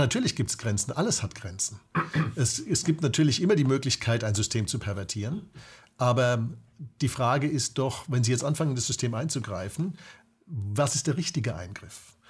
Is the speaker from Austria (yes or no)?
no; Germany; als Deutsche